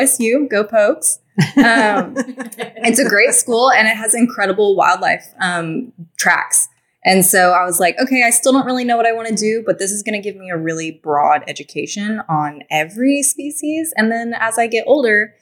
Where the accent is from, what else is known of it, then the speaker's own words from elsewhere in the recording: Texas, United States; moved away; I'm actually from Texas.